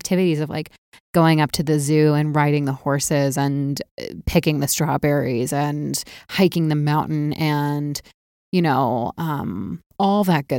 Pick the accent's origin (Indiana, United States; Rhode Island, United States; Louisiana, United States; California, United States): California, United States; Walnut Creek; also born or lived in Naperville / Appleton; so I grew up in outside of San Francisco. And when I was 8, I moved to a town called Walnut Creek, which it's very odd.